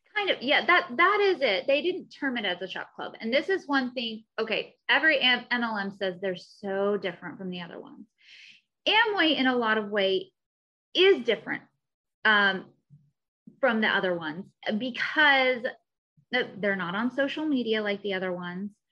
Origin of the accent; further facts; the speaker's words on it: Missouri, United States; now in Southern California, United States; I'm also from Missouri originally.